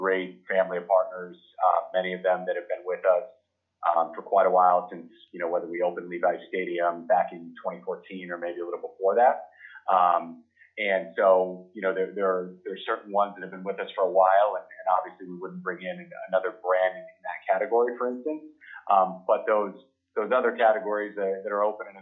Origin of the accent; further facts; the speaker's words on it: Arizona, United States; I grew up in Arizona